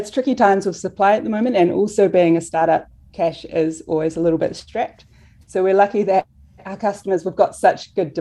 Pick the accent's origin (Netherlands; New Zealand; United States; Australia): New Zealand; we're from New Zealand.